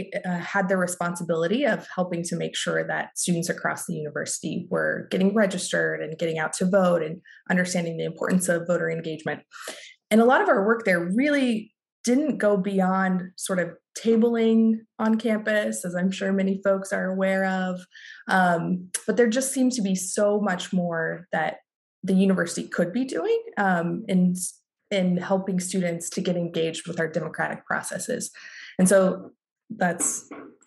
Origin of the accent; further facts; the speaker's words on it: Northwest Kansas, United States; I'm originally from Kansas. I grew up in a really small town in Northwest Kansas